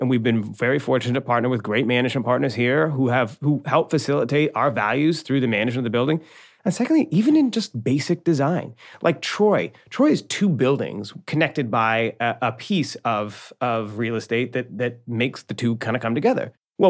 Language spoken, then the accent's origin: English; Ireland; Look, I'm an Irish boy. I tell a lot of stories, and I never stop talking.